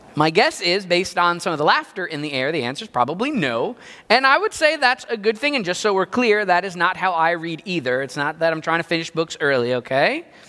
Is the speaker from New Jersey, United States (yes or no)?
yes; New Jersey, United States; I grew up in Jersey